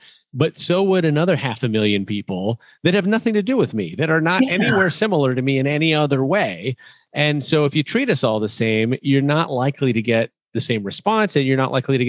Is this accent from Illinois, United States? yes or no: yes; Chicago, Illinois, United States; When I said I was from Chicago, the first two words out of a local's mouth were Michael and Jordan.